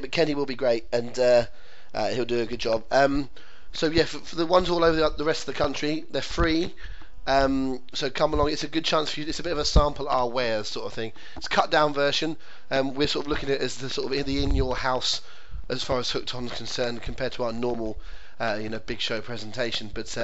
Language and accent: English; England, United Kingdom; an Englishman with Scottish roots